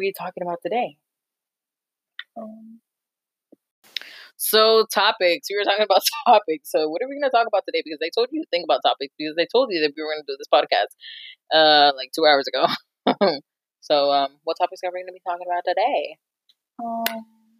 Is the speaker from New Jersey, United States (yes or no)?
yes; New Jersey, United States; we're Jersey girls. We were born, grew up, raised in Jersey.